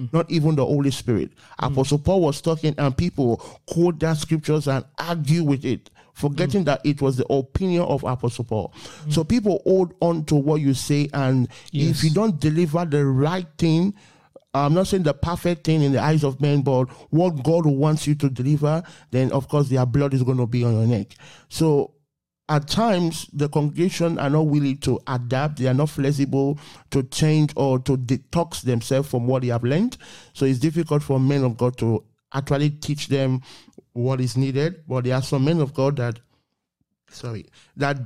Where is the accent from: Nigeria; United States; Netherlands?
Nigeria; I was born in Africa, Nigeria to be precise